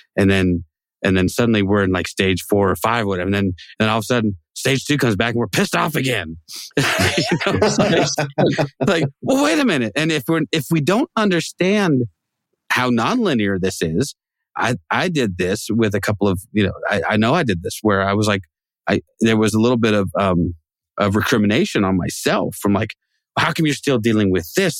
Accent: Pacific Northwest, United States; John and I grew up in the Pacific Northwest

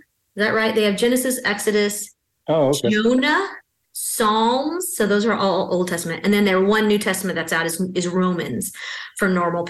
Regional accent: Texas, United States; now in North Carolina, United States; But I have been Baptist my whole life. So I grew up in Texas and I was Southern Baptist growing up.

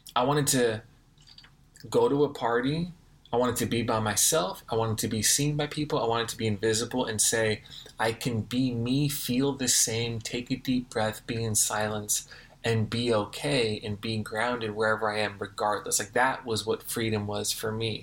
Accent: Los Angeles, California, United States; I grew up in Los Angeles

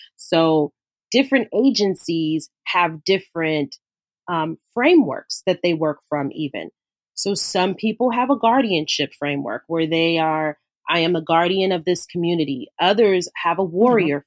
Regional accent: Los Angeles, California, United States; I grew up in South LA, so I grew up in in the inner city

